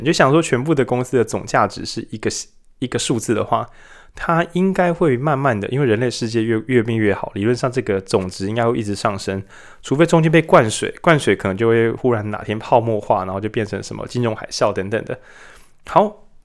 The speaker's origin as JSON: {"language": "Chinese", "town": "Lukang", "region": "Changhua County", "country": "Taiwan", "said": "我从鹿港来"}